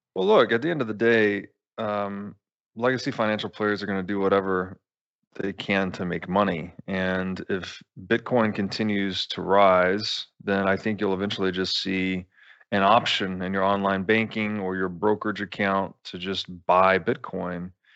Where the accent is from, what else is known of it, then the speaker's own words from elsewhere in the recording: United States; as an American